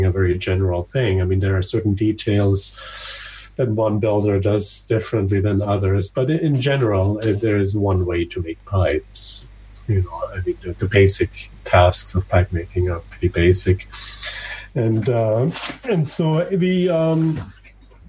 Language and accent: English; western Austria, on Lake Constance, Vorarlberg, Austria; moved away; I grew up in Austria, in the western part of Austria, right next to Switzerland and Germany, on Lake Constanz.